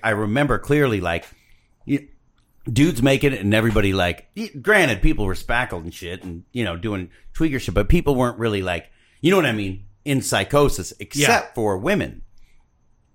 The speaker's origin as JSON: {"language": "English", "town": "Covina", "region": "California", "country": "United States", "said": "I'm from Covina"}